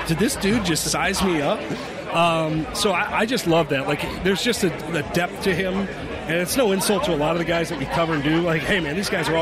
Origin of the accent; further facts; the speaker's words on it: New Jersey, United States; moved away; I'm from Jersey originally